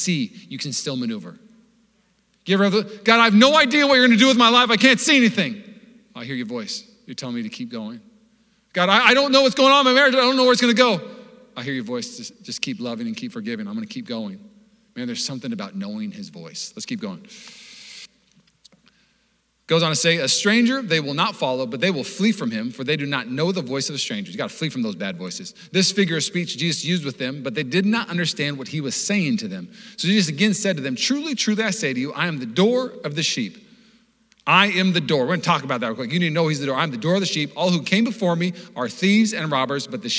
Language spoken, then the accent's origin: English; Seattle, Washington, United States; I grew up in Seattle.